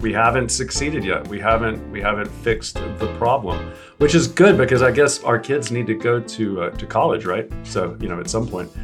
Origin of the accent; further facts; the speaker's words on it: South Georgia, United States; I'm from South Georgia, so we pronounce, like, everything wrong, apparently